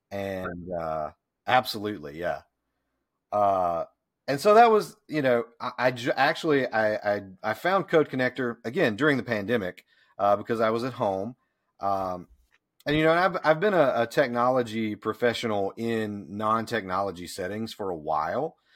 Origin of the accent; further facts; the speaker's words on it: Deep South, United States; moved away as an adult; also born or lived in Memphis, Tennessee; now in Pickens, United States; having grown up in the deep South